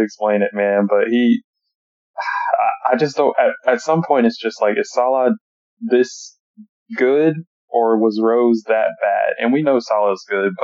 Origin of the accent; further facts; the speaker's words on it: Florida, United States; also born or lived in Texas; I'm from Florida. Really, I was born in Texas, but I'm from Florida